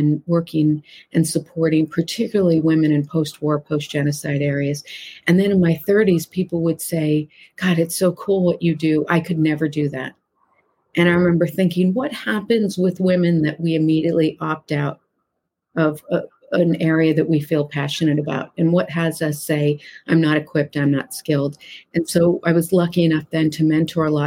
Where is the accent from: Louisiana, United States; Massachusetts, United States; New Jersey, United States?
Massachusetts, United States; this tiny little mill town that I grew up in Massachusetts